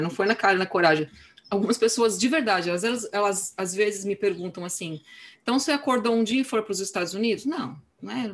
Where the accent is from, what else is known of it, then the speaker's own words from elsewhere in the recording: São Paulo, Brazil; moved away as an adult; now in California, United States; eu morei a minha vida inteira em São Paulo e estudei música em São Paulo